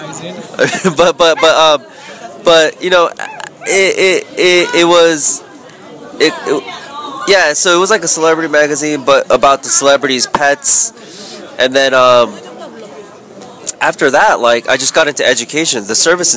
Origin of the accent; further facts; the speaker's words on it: California, United States; moved away as an adult; now in Vietnam; I'm a Cali, typical Korean-American